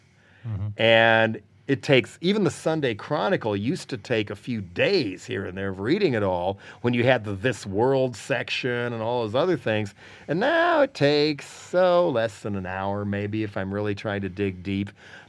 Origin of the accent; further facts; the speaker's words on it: Denver, Colorado, United States; Growing up in the Denver area, and when I was little, part of what they were was they were like the Cleveland Browns now.